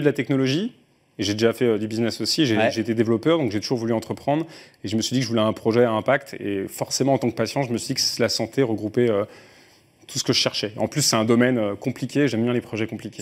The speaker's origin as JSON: {"language": "French", "country": "France"}